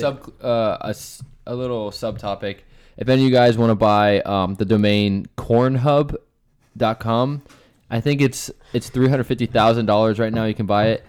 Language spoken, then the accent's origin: English; Bethlehem, Pennsylvania, United States; I'm from Pennsylvania, Bethlehem, Pennsylvania